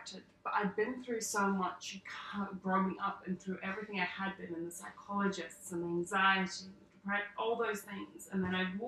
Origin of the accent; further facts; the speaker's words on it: South Africa; now in Sydney, Australia; grew up in South Africa